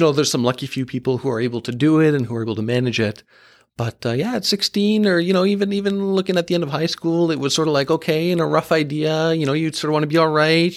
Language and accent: English; Markham, Ontario, Canada; I grew up in Markham in that, uh, suburb of Toronto